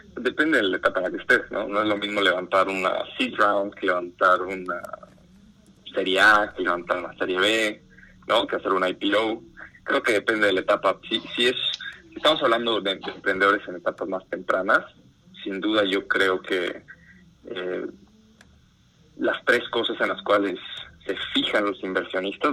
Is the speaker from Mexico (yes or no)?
yes; Mexico; yo como fundador soy mexicano